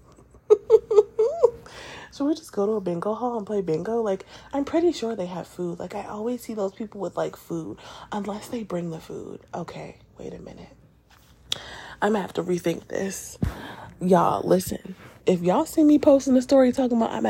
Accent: New York, United States; I'm a New Yorker

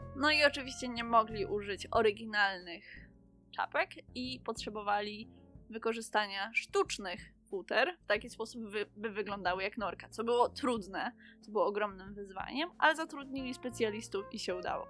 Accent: Kraków area, Lesser Poland, Poland; jesteśmy z oboje z okolic Krakowa

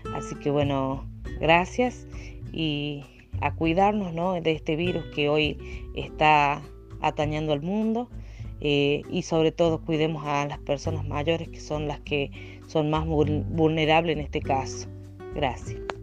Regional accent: Portezuelo, La Rioja, Argentina; soy de la localidad de Portezuelo, departamento Juan Facundo Quiroga

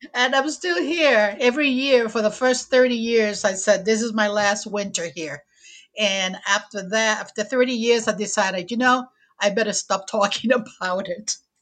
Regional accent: Puerto Rico; English is a second language; moved away as an adult; also born or lived in Chicago, Illinois; now in Portsmouth, United States; I was born and raised in Puerto Rico

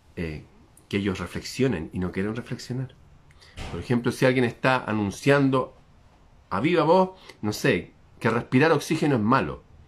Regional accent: Chile

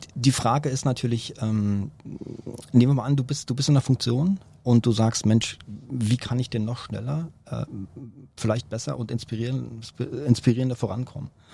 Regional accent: Berlin, Germany; Bin hier geboren, aufgewachsen

